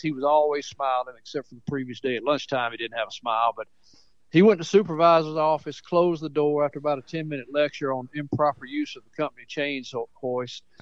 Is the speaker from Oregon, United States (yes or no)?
no; Mount Pleasant, Tennessee, United States; moved away as an adult; also born or lived in Jefferson County, Tennessee / Indiana / Pensacola; that's where I grew up, right there on Fairview Drive